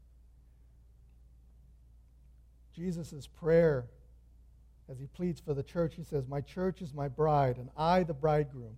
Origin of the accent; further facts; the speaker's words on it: Santa Fe Springs, California, United States; I'm from Springs right here